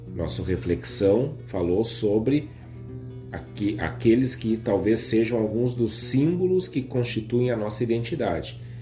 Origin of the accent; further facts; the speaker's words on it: Rio Grande do Sul, Brazil; nossa maneira de nos entendermos como gaúchos aqui do sul do Brasil